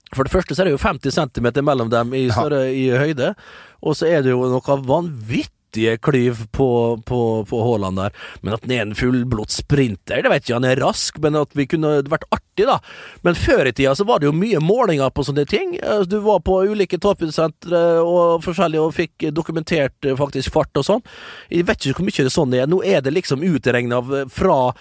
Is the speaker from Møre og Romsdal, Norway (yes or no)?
yes; Vestnes, Møre og Romsdal, Norway; jeg kommer jo fra en gammel skipsbyggerkommune, eh, og vi bygger jo båter som det er stand etter den dag i dag. En utrolig stolt uh, skipskultur, uh, tradisjon, uh, oppe med oss på Vestnes